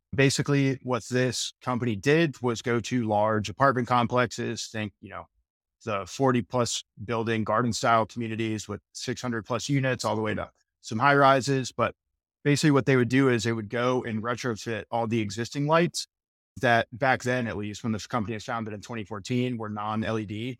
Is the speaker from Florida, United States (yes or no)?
yes; Tampa, Florida, United States; I was born and raised in Tampa, Florida, still here today